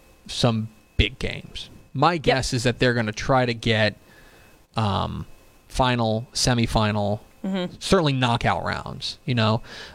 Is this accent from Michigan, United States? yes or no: no; Arlington, Texas, United States; born or raised there